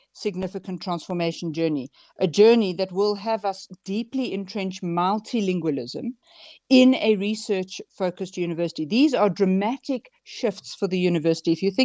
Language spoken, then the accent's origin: English; South Africa; just from being a South African in everyday society